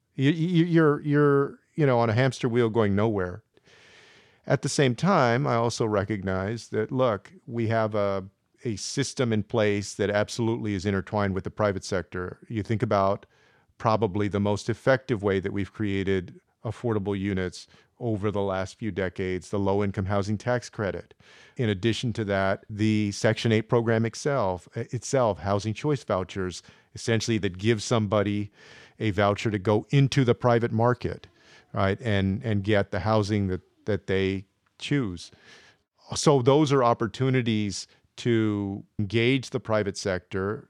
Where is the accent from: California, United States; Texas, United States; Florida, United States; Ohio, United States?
Texas, United States; San Antonio; I grew up on the west side of San Antonio in the seventies and eighties